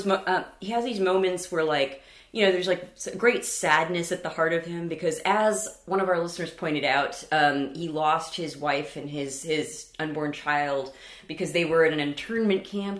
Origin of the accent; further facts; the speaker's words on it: California, United States; we're from California